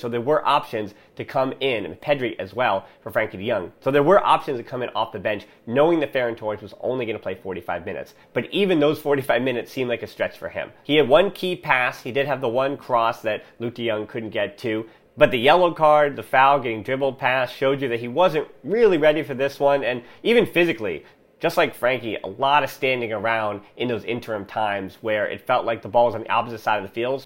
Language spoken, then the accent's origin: English; United States; as an American